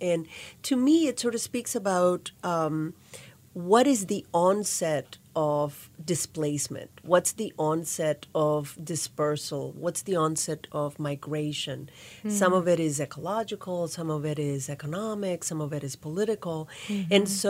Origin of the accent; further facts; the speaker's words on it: Nicaragua; also born or lived in New Orleans, United States / Pittsburgh, United States; now in Kalamazoo, United States; I grew up in Nicaragua and also New Orleans, so hence the café au lait, café con leche.